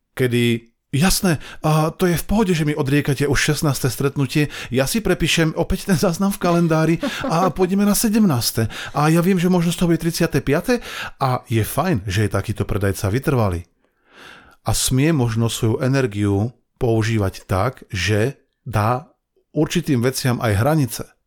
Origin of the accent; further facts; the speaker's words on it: Banská Bystrica, Banská Bystrica Region, Slovakia; Ja som chlapec spod Urpína